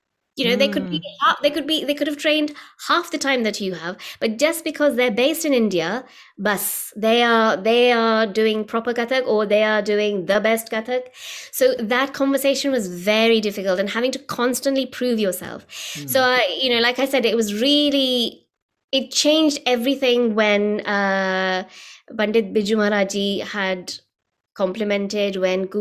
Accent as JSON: {"language": "English", "country": "United Kingdom", "tie": "born or raised there", "said": "as a British-born artist"}